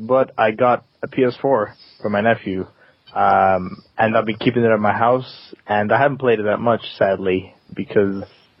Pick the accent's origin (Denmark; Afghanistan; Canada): Denmark; now in London, United Kingdom